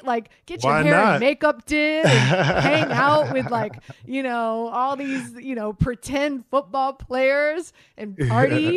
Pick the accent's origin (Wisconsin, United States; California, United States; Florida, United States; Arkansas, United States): Florida, United States; Miami; moved away; I'm born and raised in Miami